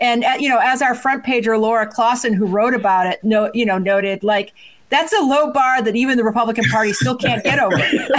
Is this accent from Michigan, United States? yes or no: yes; Michigan, United States; I'm from Michigan, so there's a special place in my heart for it.